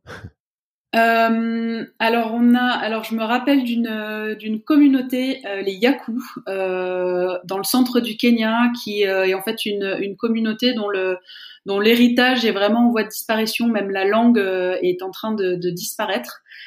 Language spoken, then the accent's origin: French; France; je suis française, je travaille en France, en Suisse